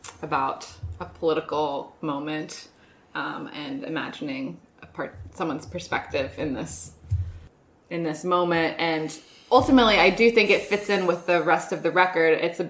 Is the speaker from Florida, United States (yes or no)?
no; Lexington, Virginia, United States; moved away; my hometown, Lexington, was in the news that week.